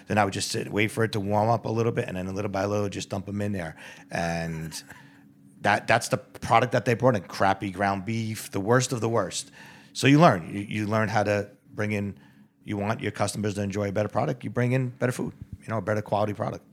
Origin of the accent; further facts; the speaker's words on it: New York, United States; moved away; I was born and raised in the Bronx in Mount Vernon